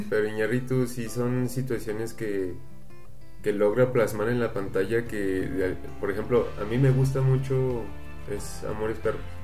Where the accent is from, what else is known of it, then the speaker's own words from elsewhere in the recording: Mexico; nuestro país